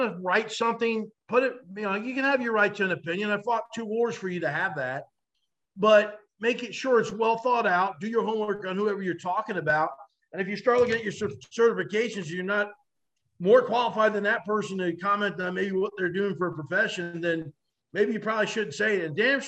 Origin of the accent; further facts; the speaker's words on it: New Jersey, United States; growing up in North Jersey